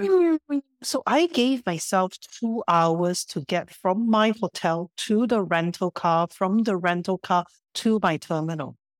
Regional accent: Singapore; moved away; I grew up in Singapore where most things are artificial, man-made.

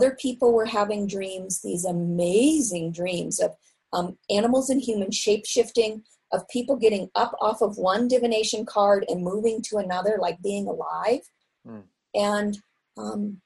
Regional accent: Seattle, Washington, United States; moved away; I grew up in Seattle in a family of professional artists

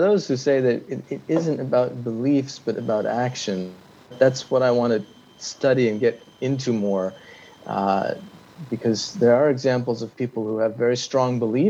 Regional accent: Nepal; And I suppose being white and growing up in Nepal in the 70s, the benefits of the British Empire extended to us, I think.

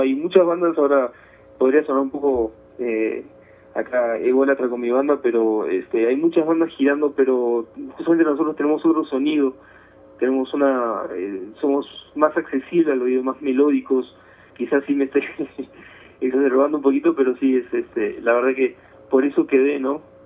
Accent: Buenos Aires, Argentina; moved away; de Buenos Aires, de Buenos Aires, de la, capital federal, bueno, ahora sería Ciudad Autónoma de Buenos Aires

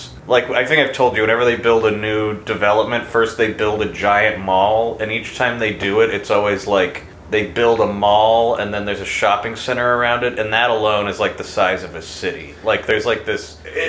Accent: Plano, Texas, United States; moved away as an adult; now in Los Angeles, United States; That's how it was in Plano when I was growing up.

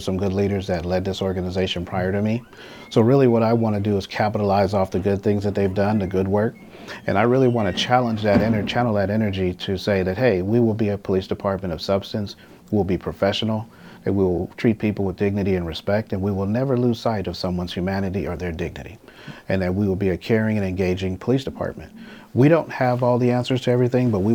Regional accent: Los Angeles, California, United States; As a young man growing up in South

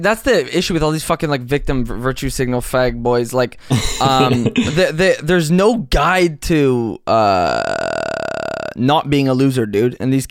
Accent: Compton, California, United States; I grew up in Compton, so not really. I grew up in South Central, so I don't know.

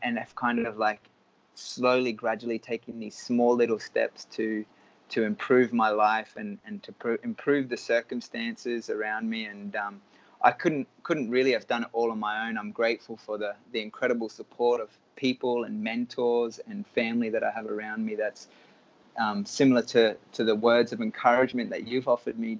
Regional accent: Cairns, Queensland, Australia; moved away as an adult; also born or lived in United States; I was born in Cairns in Australia

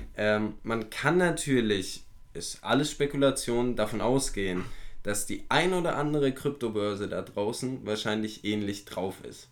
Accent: Germany; bei uns in Deutschland

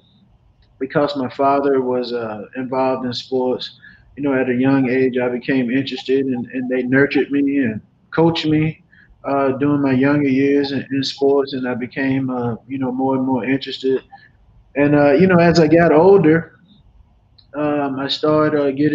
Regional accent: Dothan, Alabama, United States; moved away; I'm from, as I mentioned, Dothan, Alabama, proudly known as the Wiregrass area in Southeast Alabama

